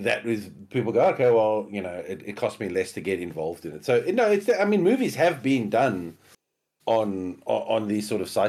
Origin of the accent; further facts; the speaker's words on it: Australia; You know, being an Australian